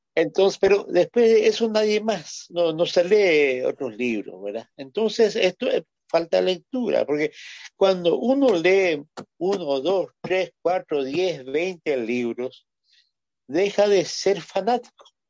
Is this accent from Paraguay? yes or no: yes; Paraguay; somos nomás luego un pueblo bastante sui generis